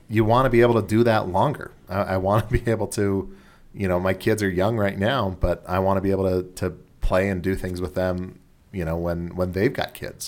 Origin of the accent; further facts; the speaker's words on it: Southern California, United States; moved away; I'm from Southern California